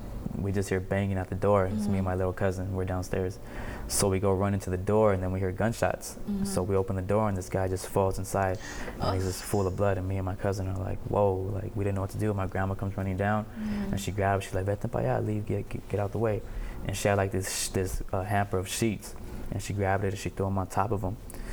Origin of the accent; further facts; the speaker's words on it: San Pedro, California, United States; I'm still in Pedro all the time. I'm always out here.